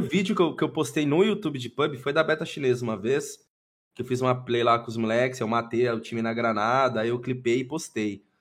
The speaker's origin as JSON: {"language": "Portuguese", "town": "Londrina", "region": "Paraná", "country": "Brazil", "said": "E sou de Londrina, Paraná. Paranazão, pé vermelho"}